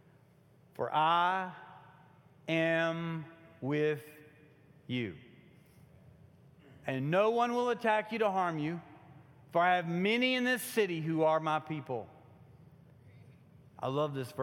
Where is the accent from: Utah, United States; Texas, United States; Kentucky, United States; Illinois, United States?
Kentucky, United States; moved away; I'm from Kentucky